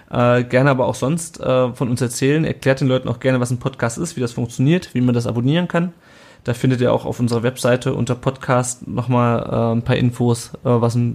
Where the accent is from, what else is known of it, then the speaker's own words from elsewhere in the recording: Kassel, Hesse, Germany; weil ich komme halt aus Kassel und das ist, ähm, die Leute rollen nur mit den Augen